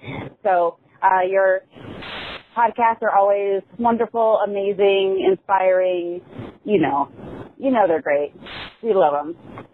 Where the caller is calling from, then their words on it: St. Louis, Missouri, United States; I'm from St. Louis.